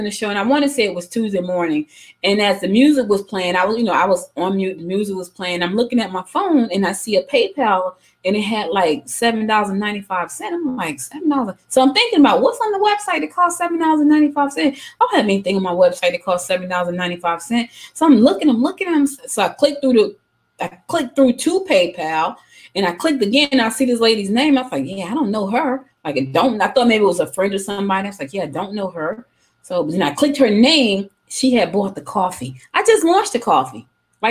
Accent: New Jersey, United States; moved away as an adult; now in Georgia, United States; I was born in Georgia, but I was raised in Jersey.

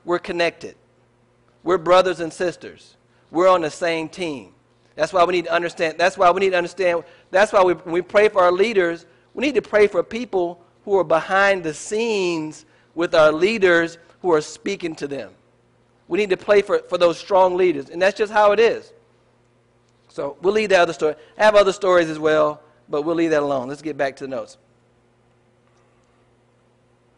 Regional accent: United States; our culture is American. I'm an American.

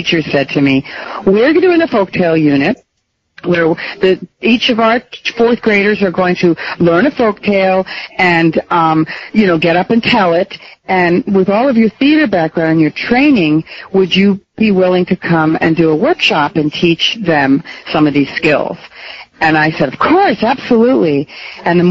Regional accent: New Jersey, United States; also born or lived in New York; now in Massachusetts, United States; I grew up in New Jersey

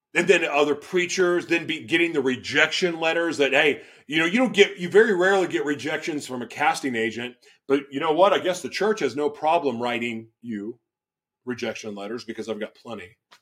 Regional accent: Oklahoma, United States; also born or lived in Los Angeles / Florida; now in Minnesota, United States; where I grew up in Oklahoma, you're checking the box if you go to church.

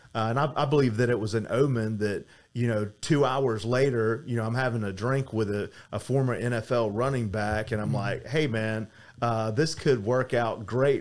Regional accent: Atlanta, Georgia, United States; now in Miami Beach, United States; I'm from Atlanta, Georgia originally, and I live in Miami Beach now.

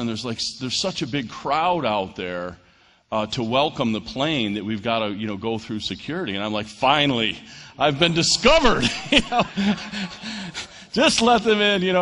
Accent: New York, United States; moved away; I'm from New York

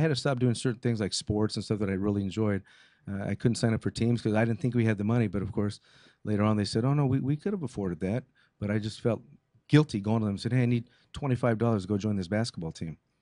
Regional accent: Montebello, California, United States; first language English; I was born in Montebello, California, 1961.

